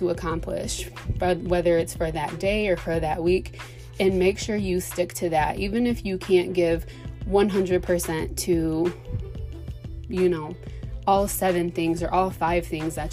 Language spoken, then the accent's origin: English; Michigan, United States; I'm a Michigan native. Born and raised in Michigan